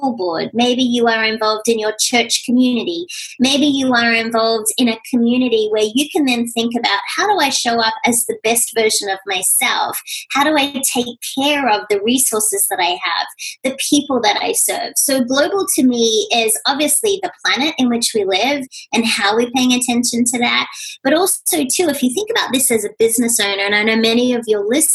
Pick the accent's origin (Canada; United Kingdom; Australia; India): Australia; moved away as an adult; now in United States; being Australian